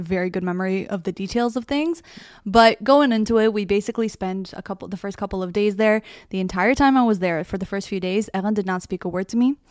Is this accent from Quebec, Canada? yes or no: no; Toronto, Ontario, Canada; I'm from Toronto, Canada